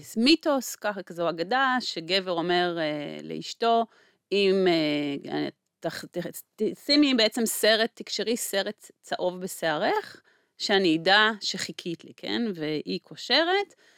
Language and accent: Hebrew; Israel